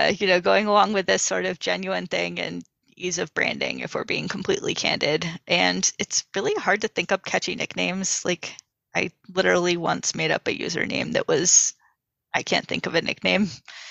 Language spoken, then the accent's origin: English; New England, United States; New England.